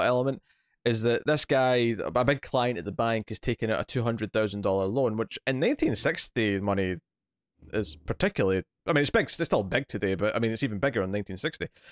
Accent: Scotland, United Kingdom; I'm a Scotsman

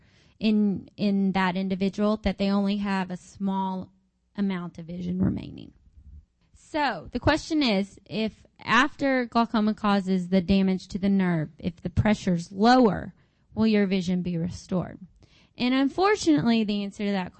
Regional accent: Arkansas, United States; I'm from Arkansas

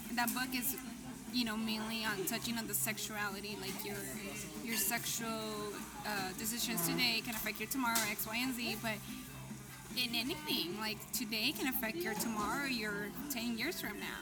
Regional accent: United States; also born or lived in Mexico (ancestry); because I'm American. Like I was born here

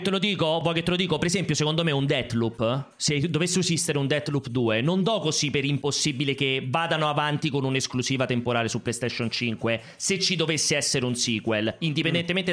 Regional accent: Anzio, Lazio, Italy; io faccio una fatica a non dire materazzo come dicono dalle mie parti ad Anzio

